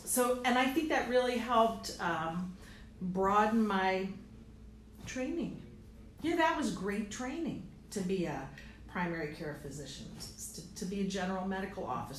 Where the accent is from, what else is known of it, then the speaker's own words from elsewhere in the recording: Fredonia, New York, United States; moved away; I grew up in Fredonia, New York, which is about an hour south of Buffalo, southwest of Buffalo. So I'm on Lake Erie. I grew up right there on Lake